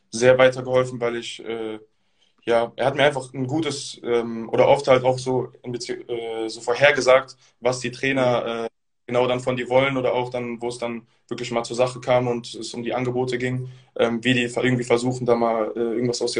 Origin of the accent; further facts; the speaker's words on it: Bonn, North Rhine-Westphalia, Germany; Also ich komme ja auch aus Bonn, beziehungsweise mhm. wohne hier eigentlich aus Berlin.